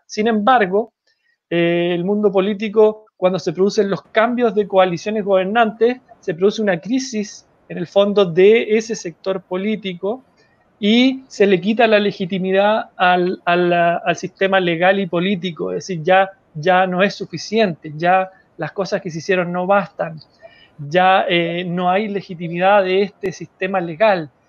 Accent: Chile; como sociedad chilena

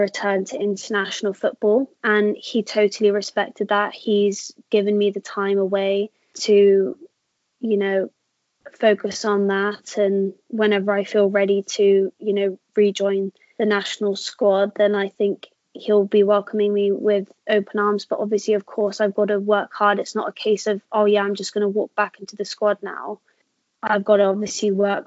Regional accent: Somerset, South West England, United Kingdom; also born or lived in South Africa; you said I was like born and bred in Somerset, but in fact, I was born in South Africa and I lived there till I was about 4 years old before we moved here to England

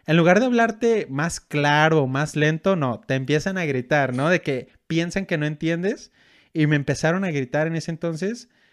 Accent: Mexico; moved away as an adult; now in Germany; pues de México

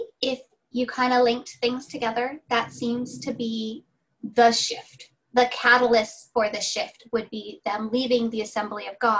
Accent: Redding, California, United States; Literally, we thought Bethel was a thing in Reading and only Reading. And we've lived here our entire lives

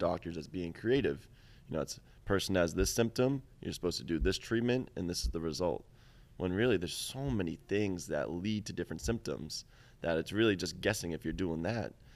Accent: Boston, Massachusetts, United States; I'm from Boston

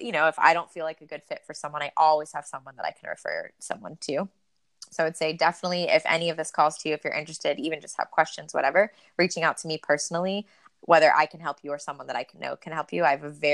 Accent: Florida, United States; moved away; The water is still warm in Florida in the winter. I grew up there.

